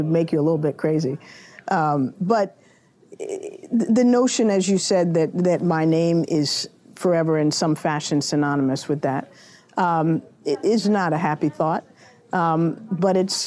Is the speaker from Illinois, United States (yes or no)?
no; Washington, District of Columbia, United States; growing up in Washington all my life